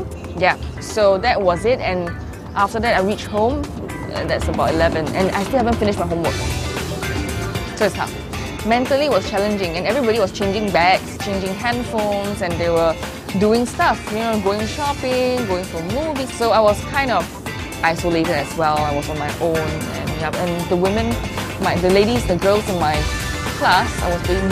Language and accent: English; Singapore; I'm from Singapore.